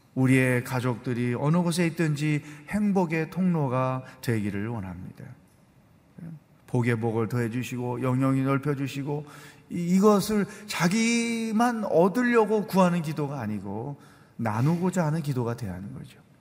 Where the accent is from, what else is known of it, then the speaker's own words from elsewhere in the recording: South Korea; also born or lived in China; 중국에 살지만 우리는 한국 사람이야